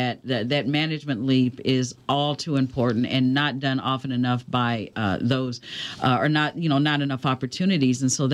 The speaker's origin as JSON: {"language": "English", "region": "Ohio Valley", "country": "United States", "tie": "born or raised there", "moved": "yes", "lives_now": "Indianapolis, United States", "said": "I grew up in the Ohio Valley area, and where my hometown was, nobody will know it. But anyway, we were in dual market because we were 50 miles from Cincinnati and 35 miles from Louisville."}